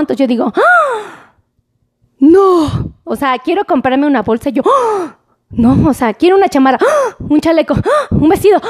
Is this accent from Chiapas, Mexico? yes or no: no; Mexico City, Mexico; como buena chilanga